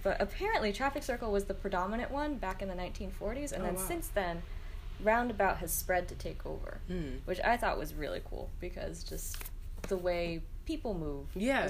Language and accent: English; Connecticut, United States; moved away as an adult; also born or lived in Boston; I'm originally from Connecticut, and I grew up in Connecticut, closer to the New York border than I did to the Massachusetts border.